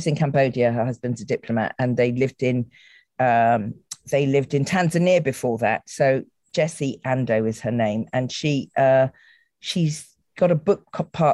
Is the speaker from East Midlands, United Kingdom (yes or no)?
no; the Cotswolds, South West England, United Kingdom; also born or lived in Bristol; I was growing up in the Cotswolds in the 1960s.